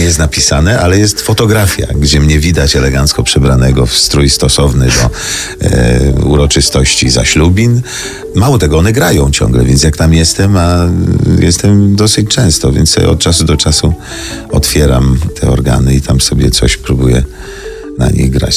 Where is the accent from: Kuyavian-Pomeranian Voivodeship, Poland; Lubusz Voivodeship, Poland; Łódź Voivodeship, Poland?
Łódź Voivodeship, Poland; Brzeziny; moved away; w moim rodzinnym miasteczku w Brzezinach szkołę muzyczną